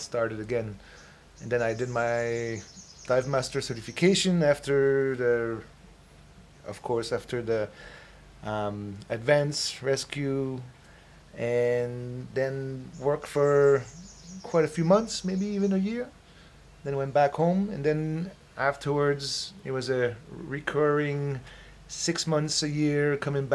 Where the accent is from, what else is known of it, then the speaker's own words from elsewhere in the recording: Newfoundland and Labrador, Canada; moved away as an adult; also born or lived in Quebec / British Columbia; I was born in Labrador. Quebec is where my family is from.